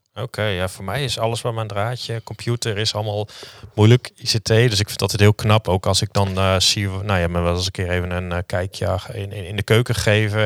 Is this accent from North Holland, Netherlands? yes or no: no; Leeuwarden, Friesland, Netherlands; also born or lived in Utrecht; ik kom uit Leeuwarden